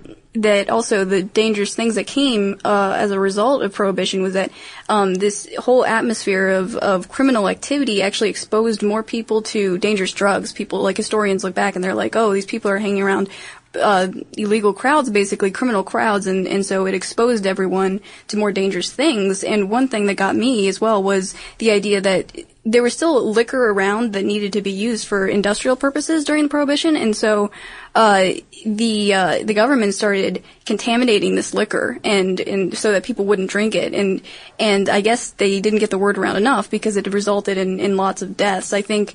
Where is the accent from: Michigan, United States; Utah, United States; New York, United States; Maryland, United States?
Maryland, United States; I wanted to give a shout out to Maryland, my home state